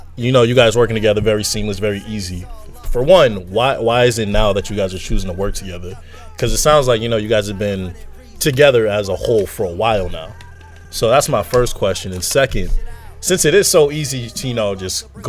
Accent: Medford, Massachusetts, United States; I'm from Medford.

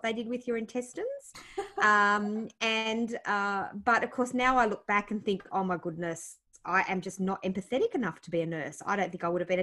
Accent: Blue Mountains, New South Wales, Australia; also born or lived in Penrith / Blaxland / Hartley / Cranebrook; we grew up mostly in the Blue Mountains. Born Nepean Hospital.

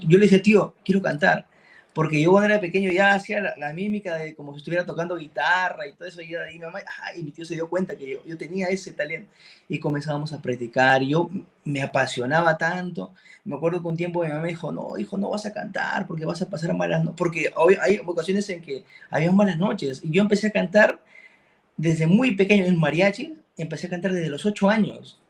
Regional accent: Chiclayo, Lambayeque, Peru; yo, soy de Chiclayo, soy de la ciudad de la, la conocen como la ciudad de la amistad en Perú

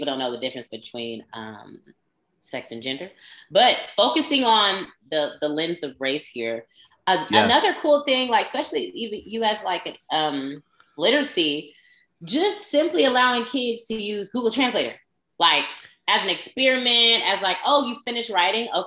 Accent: West Coast, United States; where we're from, and we're from the West Coast

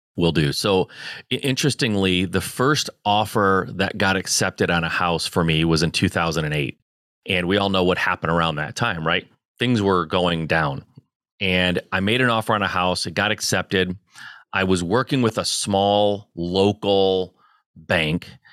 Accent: Michigan, United States; I born and raised in Michigan

